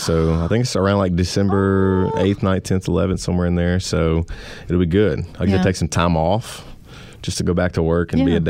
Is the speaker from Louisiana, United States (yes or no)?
yes; Louisiana, United States; I'm from Louisiana